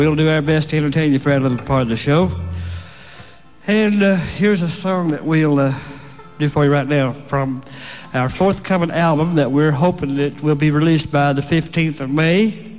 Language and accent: English; Kingsport, Tennessee, United States; moved away; I'm from Kingsport, Tennessee